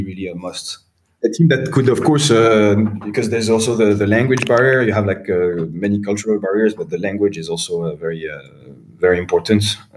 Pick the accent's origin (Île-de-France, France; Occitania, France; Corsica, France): Île-de-France, France; Paris; moved away as an adult; also born or lived in Beijing, China; my hometown, to Paris.